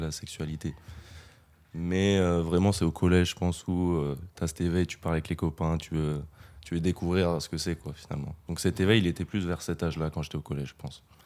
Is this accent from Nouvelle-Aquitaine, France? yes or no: yes; Limoges, Nouvelle-Aquitaine, France; moved away as an adult; now in Bordeaux, France; Je viens pas de Bordeaux, je viens de Limoges